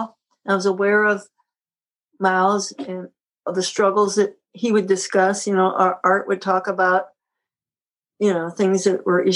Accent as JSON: {"language": "English", "town": "Syracuse", "region": "New York", "country": "United States", "said": "I'm from Syracuse."}